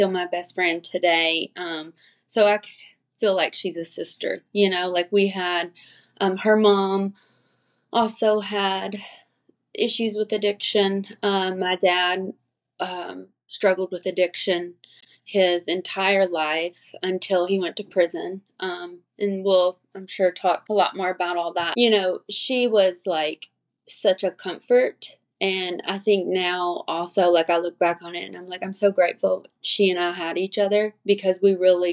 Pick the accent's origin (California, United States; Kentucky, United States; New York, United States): Kentucky, United States; Springfield; now in Lexington, United States; I grew up in Springfield, Kentucky, which is a really small rural area